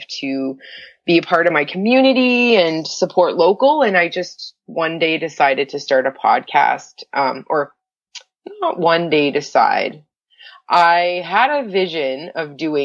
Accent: Windsor, Ontario, Canada; I am originally from Windsor. I didn't grow up in Riverside

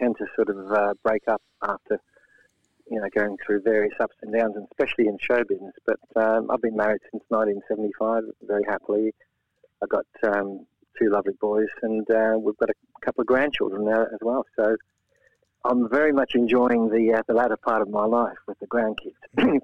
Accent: Australia; moved away as an adult; also born or lived in Latvia; now in England; Yeah, I was brought up in Australia. In fact, we immigrated there as refugees.

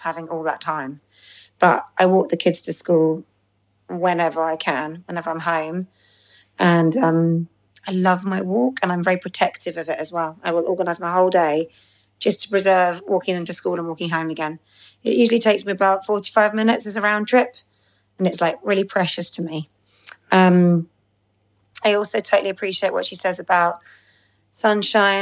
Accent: London, United Kingdom; London on Tuesday, which is my homecoming gig, because I'm a Londoner

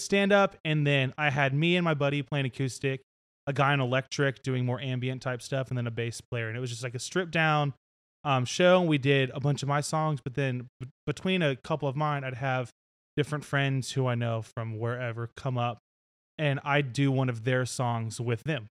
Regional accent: Nashville, Tennessee, United States; growing up in Nashville

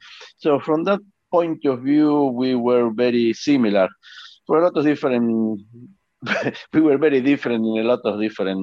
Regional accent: Argentina; I have a very happy childhood, to be honest, because like I said, I was playing football all the time

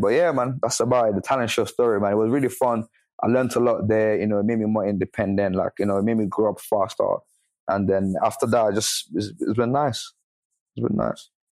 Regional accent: Ibadan, Oyo, Nigeria; the city I grew up in in Ibadan

